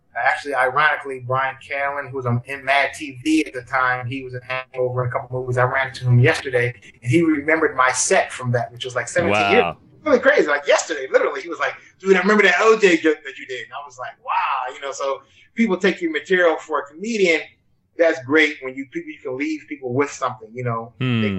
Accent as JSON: {"language": "English", "town": "Yeadon", "region": "Pennsylvania", "country": "United States", "tie": "born or raised there", "said": "I grew up in Philadelphia, actually outside in the suburbs of a small town called Yaden, Pennsylvania, which is right outside the Philadelphia city limits."}